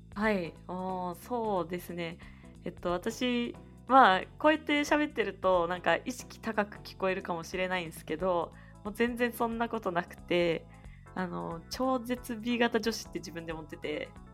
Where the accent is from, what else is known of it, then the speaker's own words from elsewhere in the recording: Nagoya, Aichi, Japan; 名古屋から出たことがないです